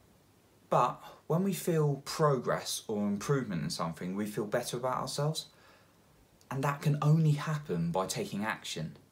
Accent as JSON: {"language": "English", "region": "England", "country": "United Kingdom", "said": "I'm English and it rains a lot here"}